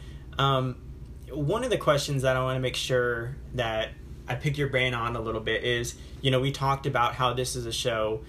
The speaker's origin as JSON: {"language": "English", "country": "United States", "tie": "born or raised there", "said": "growing up in America"}